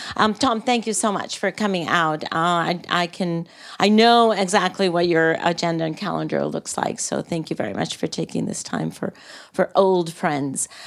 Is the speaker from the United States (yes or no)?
no; Costa Rica; come from a developing country. Uh, a model of environmental responsibility and from a very, very political family uh, where my father was not just three times president, but he also took the very courageous decision of abolishing the army, and hence Costa Rica has no army